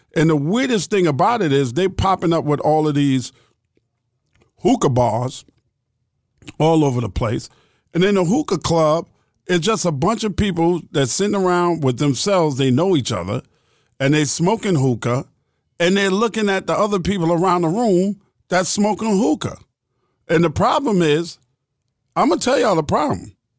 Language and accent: English; New York City, New York, United States; I was born and raised in New York City